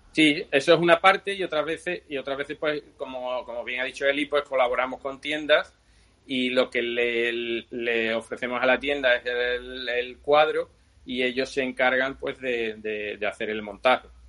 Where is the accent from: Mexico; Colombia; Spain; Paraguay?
Spain; Seville, Andalusia; now in A Coruña, Spain; notaréis por mi acento que no soy, no soy de aquí de Galicia, soy de Sevilla